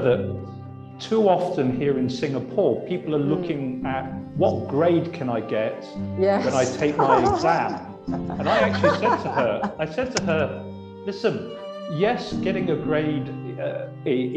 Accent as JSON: {"language": "English", "town": "Oxford", "region": "South East England", "country": "United Kingdom", "tie": "born or raised there", "said": "I come from Oxford, and actually, yeah. I was surrounded by Oxford academia. My father was a professor."}